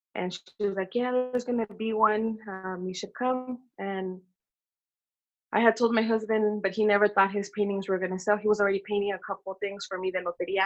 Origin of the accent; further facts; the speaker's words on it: Oakland, California, United States; I was born and raised in Oakland